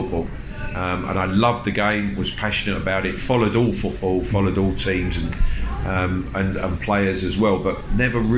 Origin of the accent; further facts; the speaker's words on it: Hornchurch, London, United Kingdom; accent: Cockney; also born or lived in Stepney, London; I'm actually a Cockney, although mum and dad lived in Hornchurch in Essex, in the same road as Ronnie Boyce, so grew up knowing obviously Ronnie and his children.